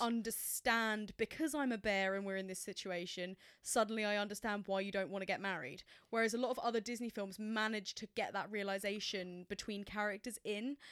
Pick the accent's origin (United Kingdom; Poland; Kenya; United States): United Kingdom; England; as an English person